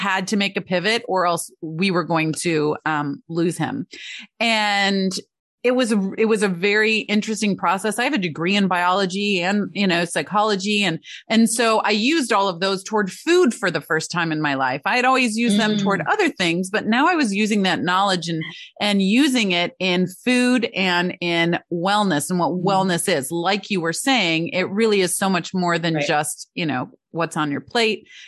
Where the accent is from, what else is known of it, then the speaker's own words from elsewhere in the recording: Michigan, United States; Growing up in Michigan